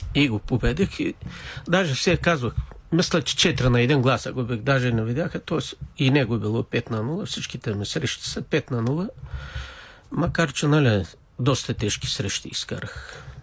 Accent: Rakovski, Plovdiv Province, Bulgaria; роден съм в град Раковски, 1960 година.

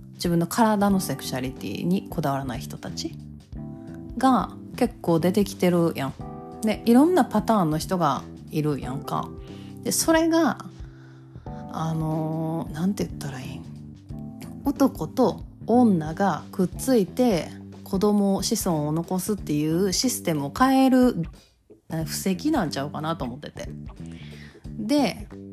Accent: Kansai, Japan; accent: Kansai-ben

